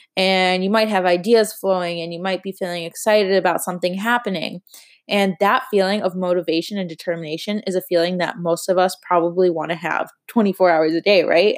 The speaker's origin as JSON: {"language": "English", "town": "Chicago", "region": "Illinois", "country": "United States", "moved": "yes", "lives_now": "Miami, United States", "said": "although I live in Miami, I am from Chicago"}